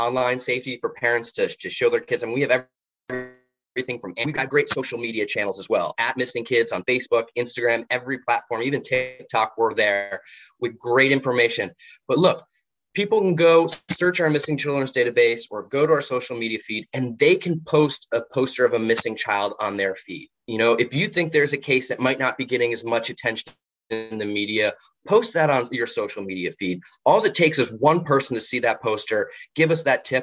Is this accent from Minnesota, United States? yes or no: no; Florida, United States; Florida's my home state